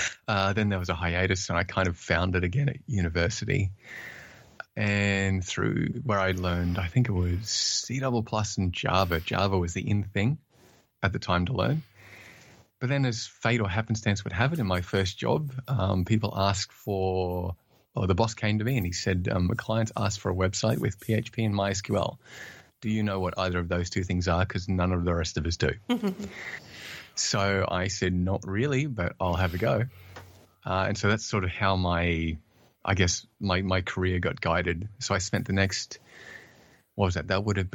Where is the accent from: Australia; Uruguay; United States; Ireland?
Australia; accent: Australian; I'm, as said earlier, I'm originally from Australia, though I'm told I have lost a bit of the Australian accent.